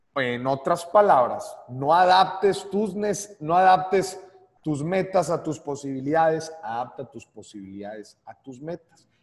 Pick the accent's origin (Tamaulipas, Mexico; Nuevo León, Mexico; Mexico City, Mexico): Nuevo León, Mexico; Monterrey; nosotros los regios